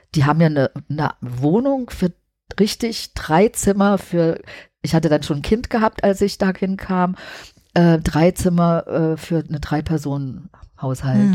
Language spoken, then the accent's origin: German; Halle, Saxony-Anhalt, Germany; moved away; also born or lived in Leipzig; Aber ich bin dann auch nicht in Berlin aufgewachsen, sondern in Halle